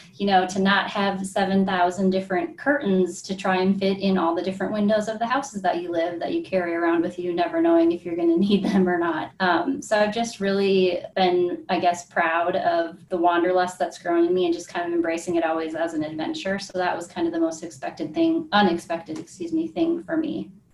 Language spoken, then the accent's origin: English; Green Bay, Wisconsin, United States; moved away as an adult; I'm originally from Green Bay, Wisconsin, and so grew up in the same house my whole life